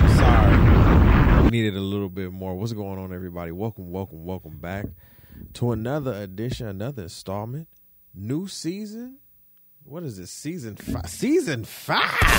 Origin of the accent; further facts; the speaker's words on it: Detroit, Michigan, United States; moved away; I'm from Detroit